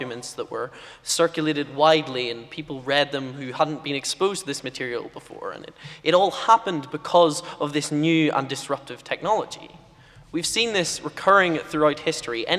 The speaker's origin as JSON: {"language": "English", "country": "United Kingdom", "said": "as a British person with a funny accent"}